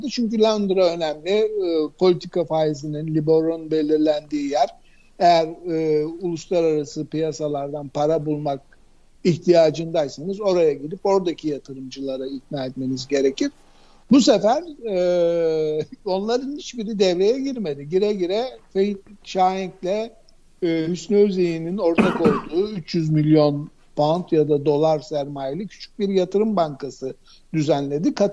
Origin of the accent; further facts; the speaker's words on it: Turkey; okuyorum e, kocaman bir ilan çıktı karşıma. Türkiye'liyim diye herhalde bana gösterdi onu.